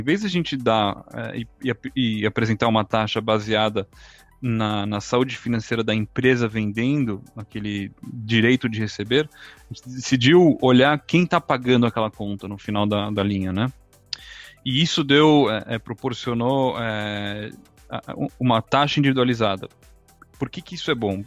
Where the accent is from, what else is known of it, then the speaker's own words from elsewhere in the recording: Brazil; moved away as an adult; also born or lived in Chicago, United States / New York, United States; now in Israel; nasci e vivi no Brasil até, até os 18 anos.